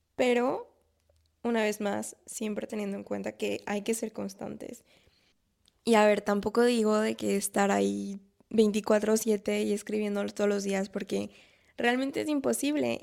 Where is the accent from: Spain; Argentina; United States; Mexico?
Mexico; moved away as an adult; now in France; como mexicanos o como latinos